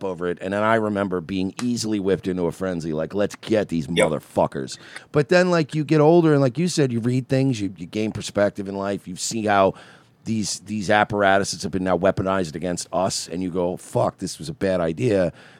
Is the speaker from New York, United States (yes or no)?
yes; Long Island, New York, United States; I grew up in New York. I was in New York when 9/11, not in the city, but I lived on Long Island.